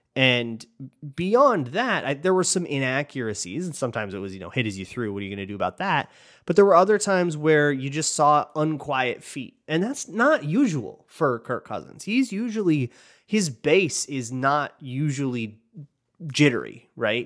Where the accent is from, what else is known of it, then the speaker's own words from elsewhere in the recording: Minnesota, United States; I'm from Minnesota